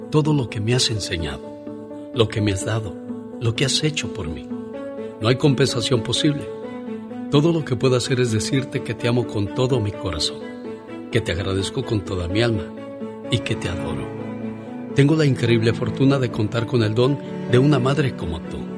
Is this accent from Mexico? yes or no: yes; Mexico City, Mexico; moved away; Un día salí de la Ciudad de México pero la Ciudad